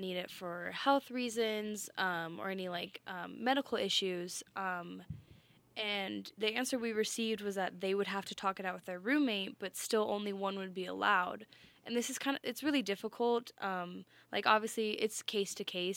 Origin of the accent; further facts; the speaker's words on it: Colorado, United States; I'm from Colorado